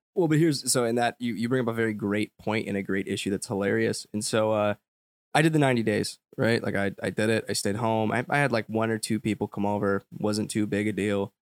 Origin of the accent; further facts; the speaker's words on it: United States; I grew up in the commercialized United States